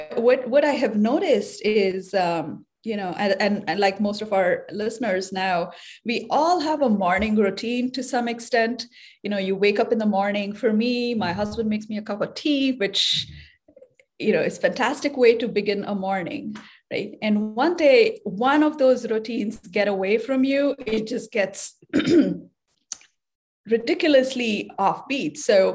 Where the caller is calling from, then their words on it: San Francisco, California, United States; So I'm calling in from San Francisco today, and I'm a bioengineer.